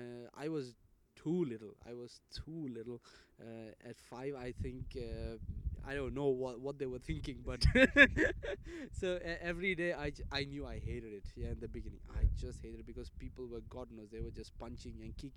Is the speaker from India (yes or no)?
yes; India; I'll say, I'm from India. And they'll say, are you trying to joke? Because I wouldn't look anything like what that part of India would look like, you know, and they wouldn't even trust me if I said that I'm Indian